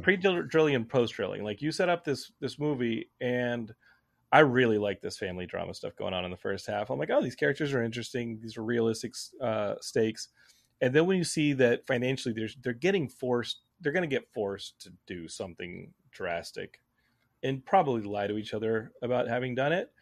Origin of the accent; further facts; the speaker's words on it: Austin, Texas, United States; Growing up in Texas